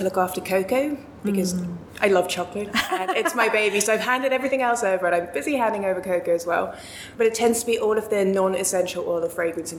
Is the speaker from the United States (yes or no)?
no; South Africa; moved away as an adult; now in London, United Kingdom; I grew up in South Africa and we traveled quite a bit around Southern Africa when I was growing up. I grew up on a farm in the middle of nowhere